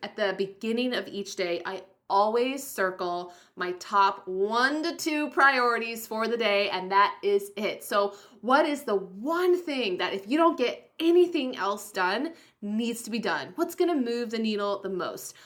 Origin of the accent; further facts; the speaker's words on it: Rapid City, South Dakota, United States; moved away; I was born in Rapid City, South Dakota, so that is like my homeland.